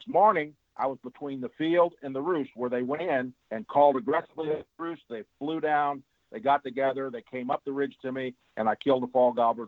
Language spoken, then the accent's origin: English; the Ozarks, United States; me growing up in the Ozarks